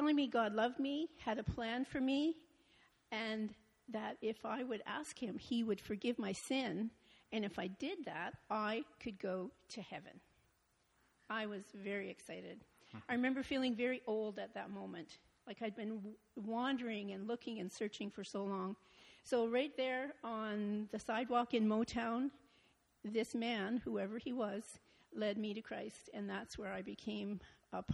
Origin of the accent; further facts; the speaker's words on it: Montreal, Quebec, Canada; I was born in Montreal, Quebec